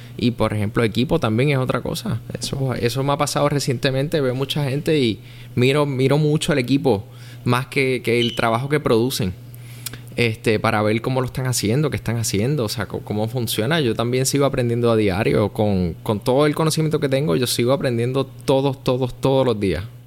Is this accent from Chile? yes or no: no; Puerto Rico; also born or lived in Miami; nosotros como puertorriqueños